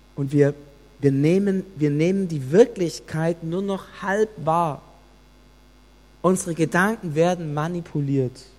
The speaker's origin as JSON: {"language": "German", "country": "Germany", "said": "Es hat uns getroffen als Deutsche"}